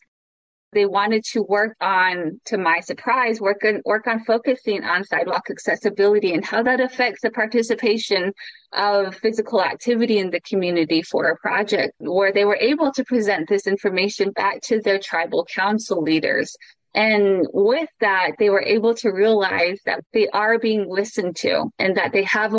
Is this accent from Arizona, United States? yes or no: yes; Chinle, Arizona, United States; I am Navajo, coming from the Navajo Reservation, a small town called Chinle